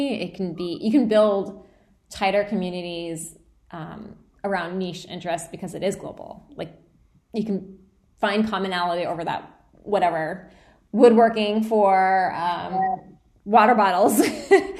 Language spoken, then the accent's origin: English; United States; I'm Indian American, right? Like, that's my nationality, or I guess ethnicity. I don't know. I guess I'm American